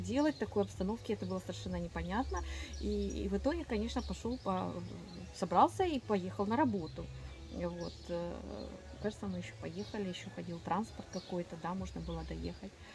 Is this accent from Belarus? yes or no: no; Ukraine; moved away as an adult; also born or lived in Kyiv; я из Украины. Я выехала из Украины в марте, в начале марта 22 года